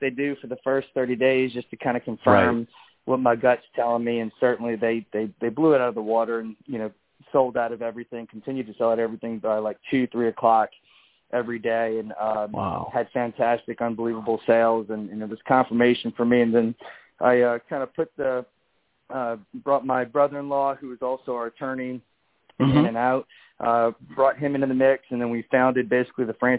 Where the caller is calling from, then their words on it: New Orleans, Louisiana, United States; I'm calling from New Orleans, Louisiana, at our headquarters office here on Chapatula Street.